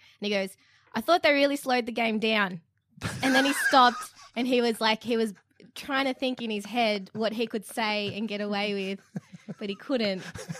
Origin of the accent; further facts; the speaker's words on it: Australia; Because I am Australian, obviously.